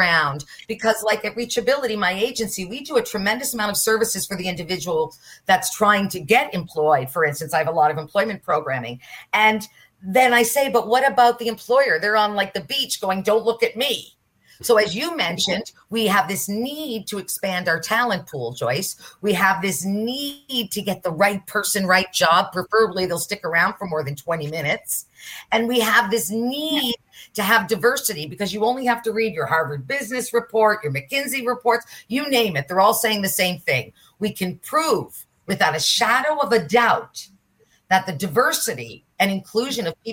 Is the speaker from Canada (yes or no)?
yes; Nova Scotia, Canada; I'm from Nova Scotia.